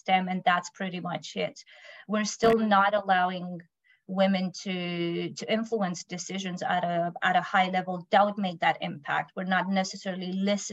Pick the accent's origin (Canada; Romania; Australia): Romania; now in United Kingdom; I come from Romania, but I live in UK